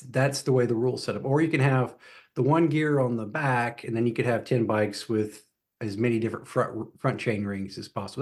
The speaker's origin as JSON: {"language": "English", "town": "Atlanta", "region": "Georgia", "country": "United States", "tie": "born or raised there", "moved": "as an adult", "lives_now": "Charlotte, United States", "said": "I grew up in Atlanta, so I moved to North Carolina, uh, when I was eighteen"}